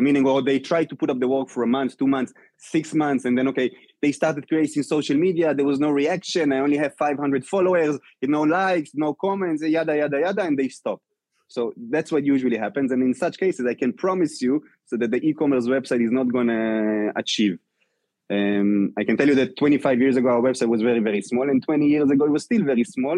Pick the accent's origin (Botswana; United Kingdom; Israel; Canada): Israel; moved away as an adult; now in New York, United States; I came from Israel